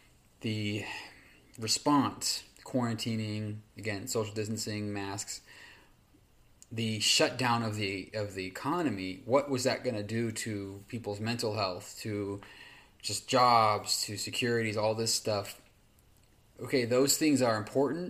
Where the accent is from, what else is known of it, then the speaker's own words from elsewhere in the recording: California, United States; my hometown here in California